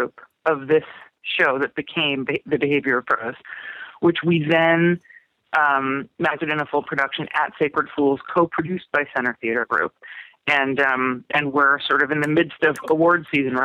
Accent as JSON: {"language": "English", "region": "New Jersey", "country": "United States", "tie": "born or raised there", "also_born_or_lived": "Pittsburgh, Pennsylvania", "moved": "as an adult", "lives_now": "Los Angeles, United States", "said": "I grew up in New Jersey"}